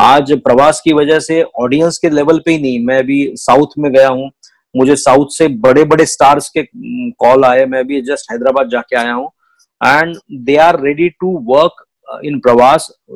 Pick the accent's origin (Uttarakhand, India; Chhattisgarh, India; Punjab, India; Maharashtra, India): Maharashtra, India; Nagpur; मैं उस एरिया से आता हूँ जहाँ सब कुछ पैसों के दम पे तोला जाता है